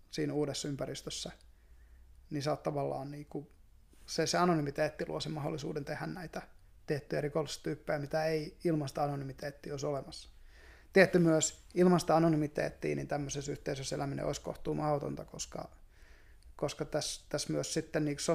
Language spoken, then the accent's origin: Finnish; Hamina, Kymenlaakso, Finland; Haminan seudulta, niin, joo. Entistä niin, Vehkalahtia. Tietyllä tavalla ollaan maalta kuitenkin.